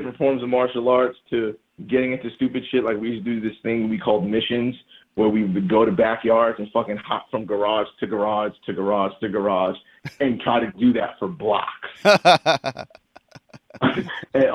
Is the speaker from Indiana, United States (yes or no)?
no; New York City, New York, United States; I don't denounce growing up in Jamaica, Queens